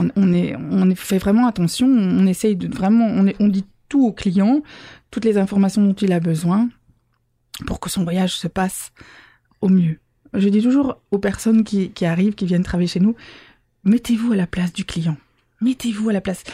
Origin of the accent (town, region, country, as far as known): Belgium